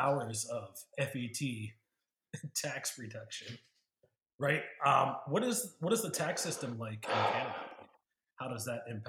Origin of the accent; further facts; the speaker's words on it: Cajun, Louisiana, United States; We're Cajun down here